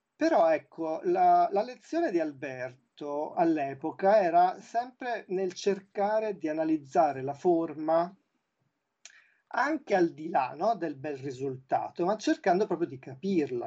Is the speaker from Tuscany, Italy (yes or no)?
yes; Tuscany, Italy; moved away as an adult; also born or lived in Milan; io appunto sono toscano, sì. però da vent'anni vivo a metà fra, fra, fra, i, fra i, due luoghi